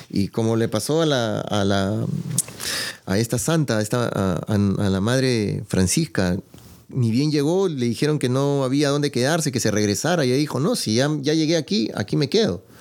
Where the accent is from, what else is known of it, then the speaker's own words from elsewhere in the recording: Peru; moved away; yo hablo con familiares en, mi país, yo soy de Perú y, hay mucho venezolano